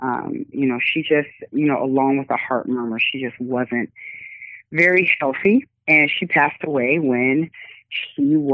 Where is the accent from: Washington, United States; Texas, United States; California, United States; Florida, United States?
Washington, United States; Tacoma; I'm from Tacoma, Washington. And I was born and raised here